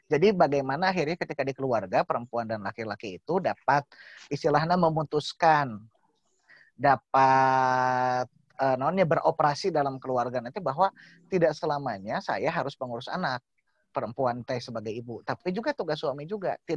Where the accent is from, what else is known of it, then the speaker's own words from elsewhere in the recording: West Java, Indonesia; lah bahwa kita tuh orang Sunda bahwa selalu menganggap bahwa ayah itu adalah takut ya